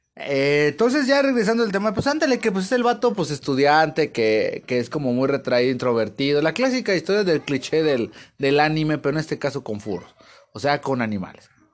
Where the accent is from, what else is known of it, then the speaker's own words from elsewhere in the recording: Mexico; pues yo soy mexicano y pues como mexicano